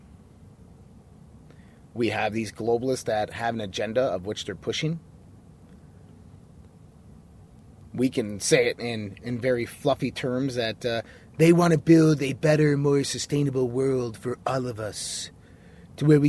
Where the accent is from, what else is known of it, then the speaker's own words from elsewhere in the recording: United States; us as American citizens